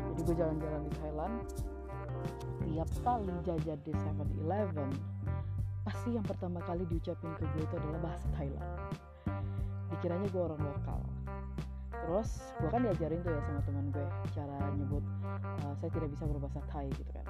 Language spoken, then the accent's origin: Indonesian; Indonesia; gue bukan orang Tiongkok uh, gue orang Indonesia gitu